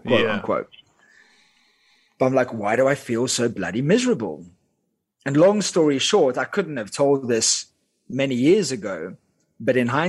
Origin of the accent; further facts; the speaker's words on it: Cape Town, Western Cape, South Africa; first language Afrikaans; English is a second language; moved away as an adult; also born or lived in United Kingdom / Dubai / Thailand; I grew up in Cape Town, South Africa